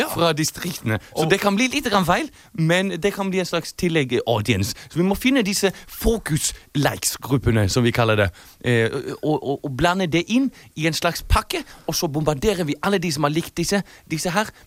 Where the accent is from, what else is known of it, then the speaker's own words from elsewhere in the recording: Munich, Bavaria, Germany; akkurat som Hans Hjertere kommer jeg fra Tyskland. fra, fra, München. Det er ingen havneby